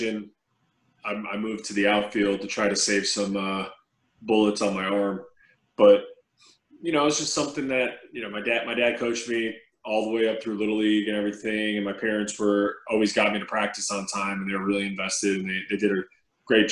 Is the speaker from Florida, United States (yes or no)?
no; New York, United States; growing up in New York.